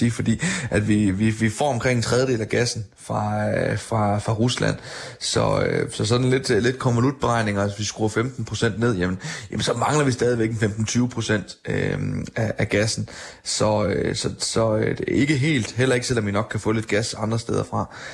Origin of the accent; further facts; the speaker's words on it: Denmark; man kan konstatere hjemme i Danmark, der, der har vi faktisk formået at gøre det.